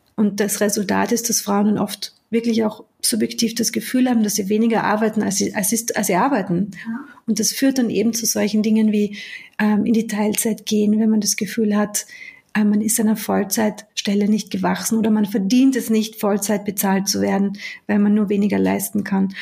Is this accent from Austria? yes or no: yes; Austria; moved away as an adult; also born or lived in United Kingdom; Ich bin zwar in Österreich geboren, aber ich habe dort ja Großteil meines Erwachsenenlebens verbracht